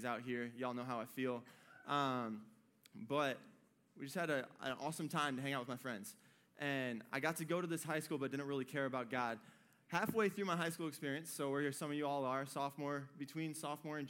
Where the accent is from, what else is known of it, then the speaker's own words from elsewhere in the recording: Michigan, United States; moved away as an adult; I was born and bred in Michigan. I lived up there for 18 years.